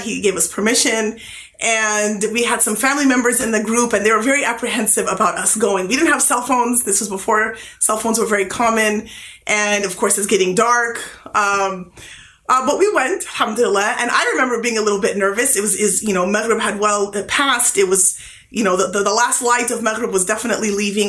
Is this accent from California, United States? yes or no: yes; California, United States; I was from California